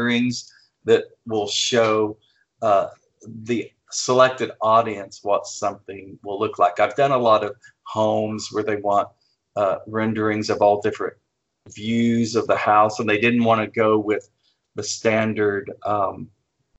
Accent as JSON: {"language": "English", "region": "flat Oklahoma", "country": "United States", "tie": "born or raised there", "moved": "yes", "said": "growing up in Flat, Oklahoma"}